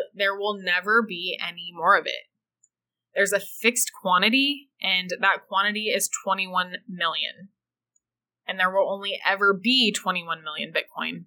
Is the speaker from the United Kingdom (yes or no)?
no; United States; to be from the USA